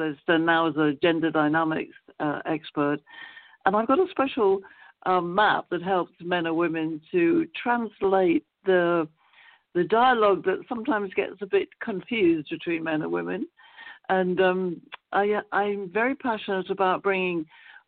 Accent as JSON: {"language": "English", "region": "London", "country": "United Kingdom", "moved": "as an adult", "said": "as you might tell from my accent, I come from London, England."}